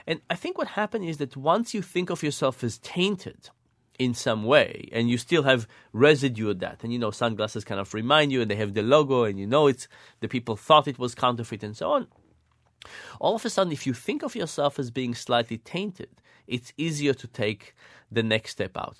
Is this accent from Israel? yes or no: yes; Israel; moved away; I grew up in Israel